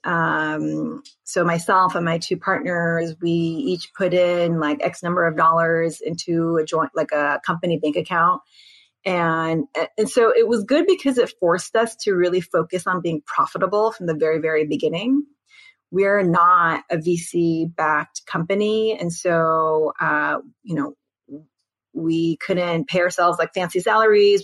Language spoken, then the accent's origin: English; United States; I'm Korean American